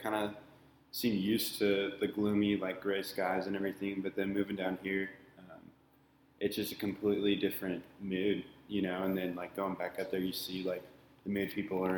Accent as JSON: {"language": "English", "town": "Seattle", "region": "Washington", "country": "United States", "also_born_or_lived": "Portland, Oregon", "moved": "as an adult", "lives_now": "Orange County, United States", "said": "I'm originally from the Seattle area"}